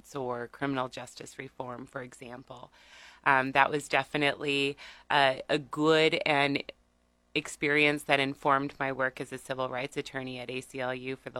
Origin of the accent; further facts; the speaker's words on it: Seward County, Nebraska, United States; moved away as an adult; now in Lincoln, United States; I'm originally from Seward County, but I've been here in Lincoln since 1995 to attend the university